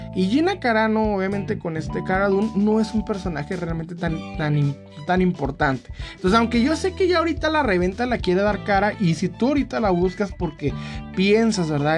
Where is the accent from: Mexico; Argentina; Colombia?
Mexico; now in United States; uno como mexicano o como latinoamericano